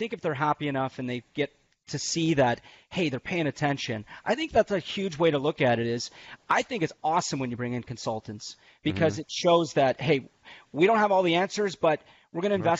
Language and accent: English; Canada; I'm Canadian.